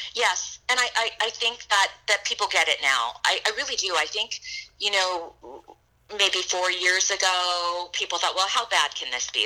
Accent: San Diego, California, United States; also born or lived in Chicago; I was born in Chicago, and then my family moved to San Diego

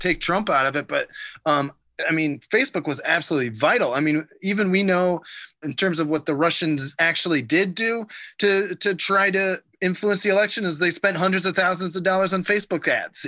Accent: Ohio, United States; growing up in Ohio

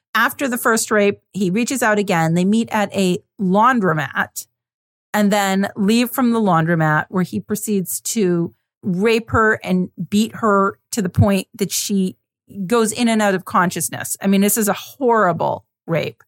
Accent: Vermont, United States; growing up in Vermont

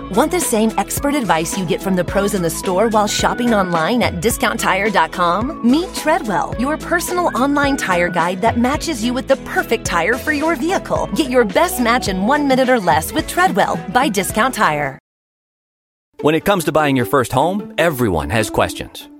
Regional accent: Cincinnati, Ohio, United States; moved away as an adult; I grew up in Cincinnati and graduated from West Point

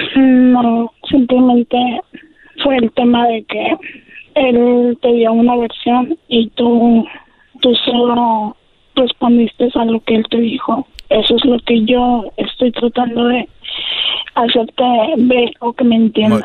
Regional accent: Guadalajara, Jalisco, Mexico; now in Tecate, Mexico; venimos de Guadalajara, nos instalamos aquí en Tecate, pero ya estoy pensando yo regresar a mi a mi lugar de nacimiento

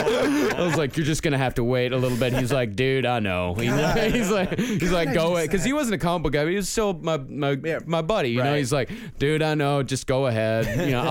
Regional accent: Texas, United States; I'm from Texas. Could I get that right there? Because that was back when I had my original accent.

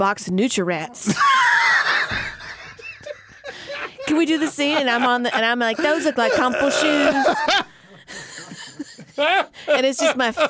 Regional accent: Louisiana, United States; moved away; I'm from Louisiana.

